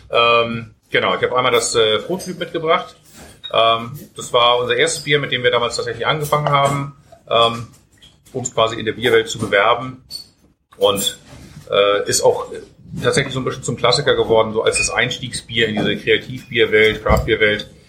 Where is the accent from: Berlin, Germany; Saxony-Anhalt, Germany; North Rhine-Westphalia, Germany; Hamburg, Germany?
Hamburg, Germany; als äh, Hamburger Jung und Brauer